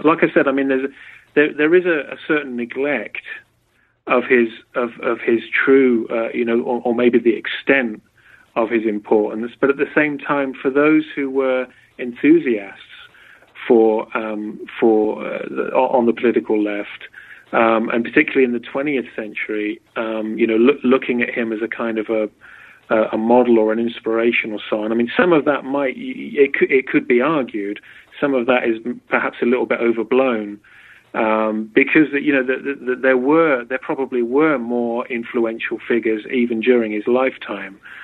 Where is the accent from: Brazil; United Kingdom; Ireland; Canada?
United Kingdom; Berkshire, South East England; moved away as an adult; also born or lived in Oxford; now in United States; I'm from England. I was born in Berkshire, uh, about an hour from London